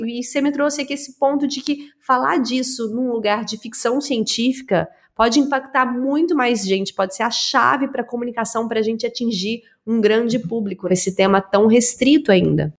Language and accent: Portuguese; Araguari, Minas Gerais, Brazil; moved away; Eu sou de Minas, do interior de Minas